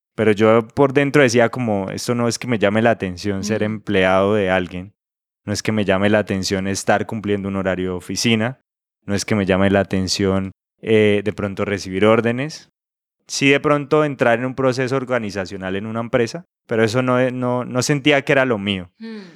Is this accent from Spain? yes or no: no; Santa Elena del Opón, Santander, Colombia; now in Bucaramanga, Colombia; yo nací en un pueblo cerca de Bucaramanga, pues no cerca de Bucaramanga precisamente, sino cerca de un municipio que se llama Vélez. El pueblo donde yo nací se llama Santa Elena de Lopón